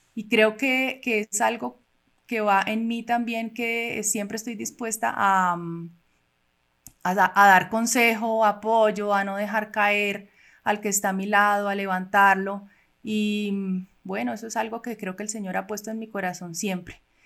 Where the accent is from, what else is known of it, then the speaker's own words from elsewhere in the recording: Cali, Valle del Cauca, Colombia; also born or lived in Cuba; now in Bogotá, Colombia; nací en Cuba. Llegué a Colombia eh, cuando tenía ocho años con mis papás y mis hermanas. Eh, vivimos en Cali